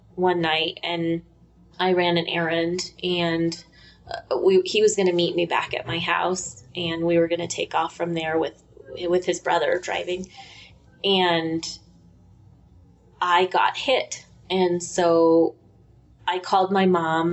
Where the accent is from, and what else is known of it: Colorado, United States